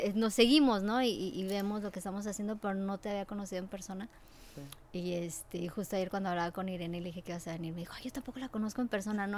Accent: Mexico City, Mexico; now in United States; Mi mamá es mexicana la Ciudad de México, eh, con orígenes de Querétaro. Eh, ya migraron hacia la Ciudad de México, eh, mi abuelita, y vivimos junto a donde está la UNAM.

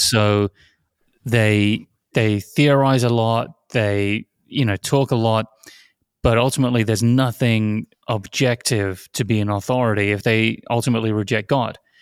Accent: near Oxford, South East England, United Kingdom; moved away; I grew up near Oxford

